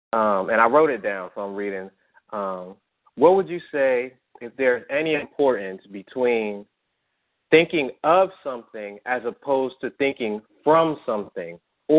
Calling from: New Jersey, United States; I'm calling from New Jersey.

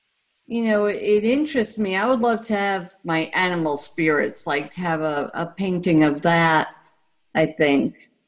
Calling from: Atlanta, Georgia, United States; I'm in Atlanta.

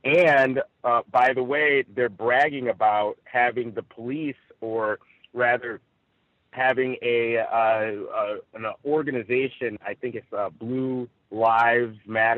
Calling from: Rancho Cucamonga, California, United States; I'm reporting live from Rancho Cucamonga here in Southern California.

